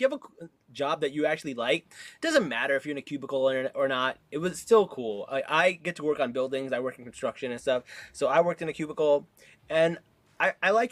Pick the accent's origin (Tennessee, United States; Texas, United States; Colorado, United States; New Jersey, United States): New Jersey, United States; Newark; When I grew up in Newark, I was, like, super into rap music